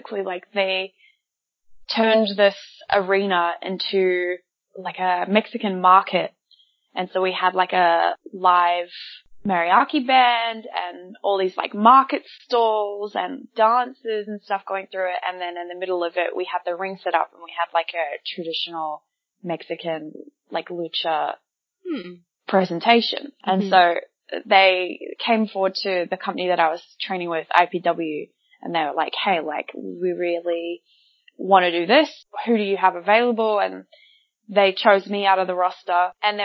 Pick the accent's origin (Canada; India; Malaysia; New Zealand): New Zealand; accent: bogan Kiwi; moved away as an adult; now in Australia; my bogan Kiwi accent